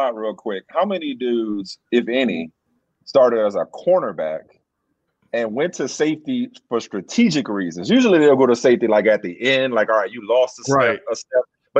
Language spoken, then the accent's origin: English; New Orleans, Louisiana, United States; I grew up in New Orleans